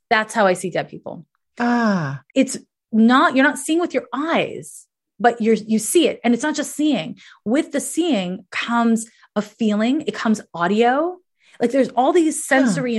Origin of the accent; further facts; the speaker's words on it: Canada; I was raised in Canada